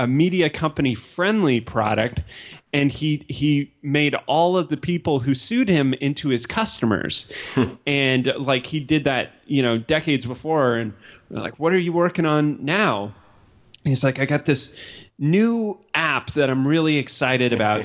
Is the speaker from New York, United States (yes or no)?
no; Colorado, United States; I grew up in Colorado